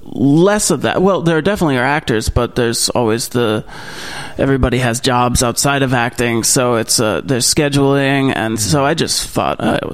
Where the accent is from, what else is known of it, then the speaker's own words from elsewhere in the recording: Manhattan, New York, United States; also born or lived in New Jersey; grew up a little bit in Manhattan, so it wasn't too much of a culture shock. I wasn't born in Vermont. I was born in New Jersey, so I'm kind of all over the place.